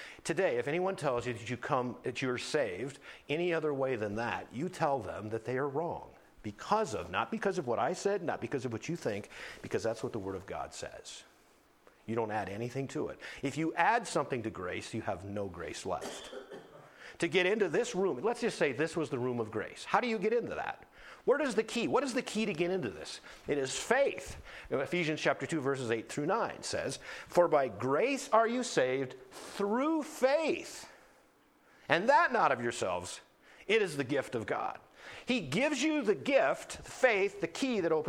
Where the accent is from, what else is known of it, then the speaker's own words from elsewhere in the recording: North Dakota, United States; I grew up in North Dakota